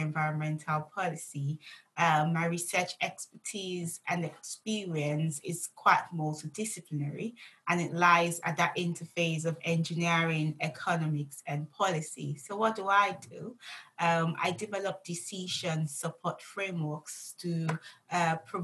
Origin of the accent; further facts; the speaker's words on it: Nigeria; I grew up in Nigeria.